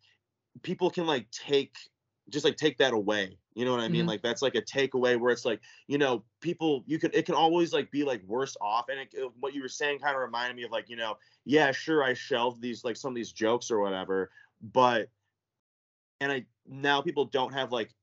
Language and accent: English; Traverse City, Michigan, United States; also born or lived in Chicago suburbs, Illinois; I grew up in Michigan, though. I moved with my parents when I was like 4 or 5 to Traverse.